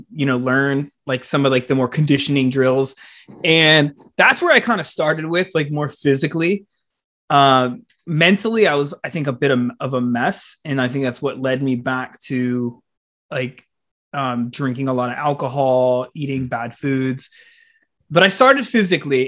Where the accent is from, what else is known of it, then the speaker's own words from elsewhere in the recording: South Florida, United States; growing up in the South Florida scene